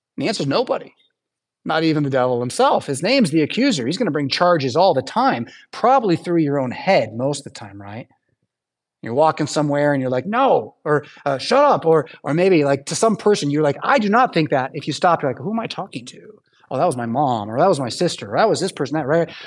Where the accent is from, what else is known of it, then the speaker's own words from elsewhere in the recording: United States; as an American